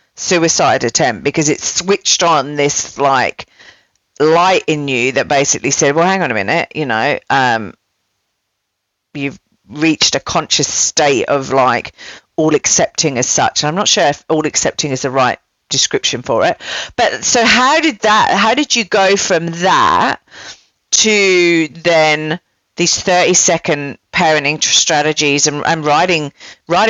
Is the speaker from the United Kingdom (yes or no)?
yes; England, United Kingdom; now in Melbourne, Australia; I'm English